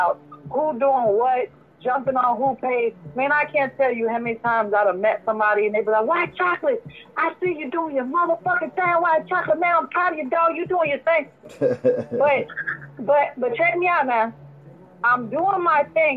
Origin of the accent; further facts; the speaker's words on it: Chicago, Illinois, United States; moved away; where I come from, I'm from Chicago originally